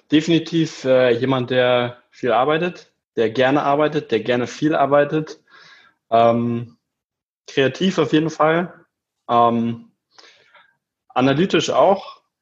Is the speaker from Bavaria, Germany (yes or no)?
no; Kiel, Schleswig-Holstein, Germany; Richtig. Ich komme ursprünglich aus Kiel, genau.